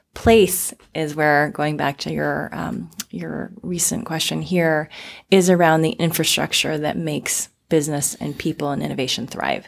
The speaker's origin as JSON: {"language": "English", "region": "Florida", "country": "United States", "tie": "born or raised there", "also_born_or_lived": "Arizona, United States", "moved": "as an adult", "lives_now": "Portland, United States", "said": "I was actually born and raised in the South"}